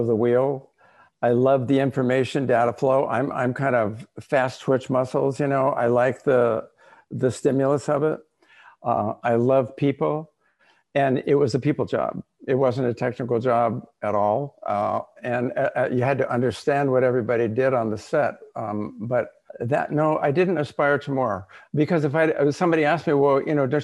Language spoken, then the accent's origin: English; Los Angeles, California, United States; I grew up in Los Angeles